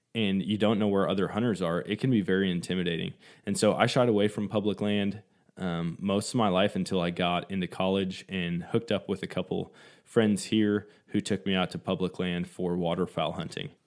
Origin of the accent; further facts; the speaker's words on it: Eau Claire, Wisconsin, United States; moved away; Growing up in Wisconsin